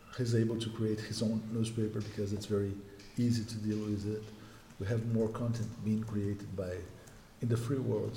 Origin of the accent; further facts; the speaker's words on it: Brasília, Federal District, Brazil; I was born in Brazil, the capital